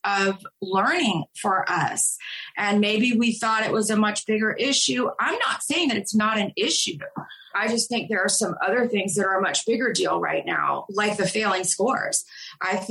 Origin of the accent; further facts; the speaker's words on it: New Orleans, Louisiana, United States; moved away as an adult; now in Charlotte, United States; I'm from New Orleans. Moving to Charlotte, it's been really difficult for me to adjust because this is a much more segregated city than where I grew up and where I came from